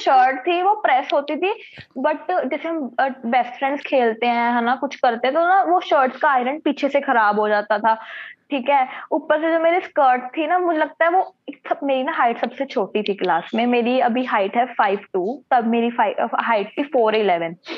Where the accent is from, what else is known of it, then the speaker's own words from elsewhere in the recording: Patiala, Punjab, India; तो मैं तो पटियाला से हूँ